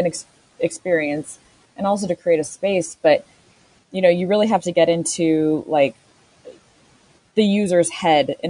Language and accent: English; Southern California, United States; I grew up in Southern California, and so, you know, a couple times a year we went to Disney